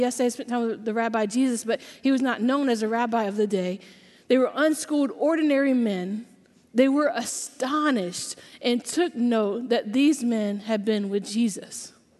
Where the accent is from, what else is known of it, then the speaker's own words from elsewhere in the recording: Georgia, United States; but I grew up in South Georgia. Anybody else here from Georgia? Yeah, all right. So I don't have an accent anymore. I haven't lived in Georgia for about 10 years, and I've lived in a lot of other places.